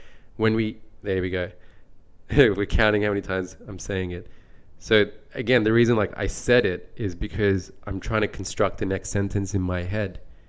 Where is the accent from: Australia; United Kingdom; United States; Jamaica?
Australia; I have been told many times, in fact, that I don't sound very Australian and that my accent comes more across as a very neutral accent.